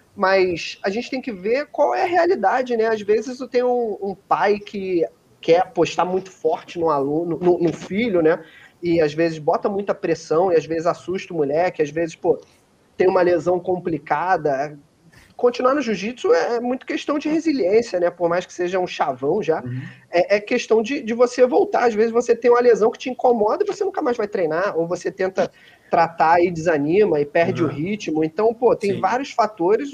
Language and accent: Portuguese; Rio de Janeiro, Brazil; Eu sou do Rio de Janeiro